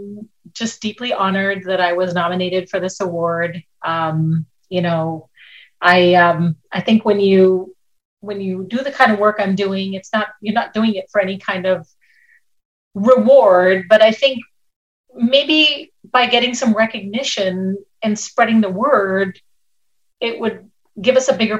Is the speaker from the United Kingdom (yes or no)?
no; India; moved away as an adult; also born or lived in Minnesota, United States; now in Lancaster, United States; when I was 5 years old, I went to live in India with my grandparents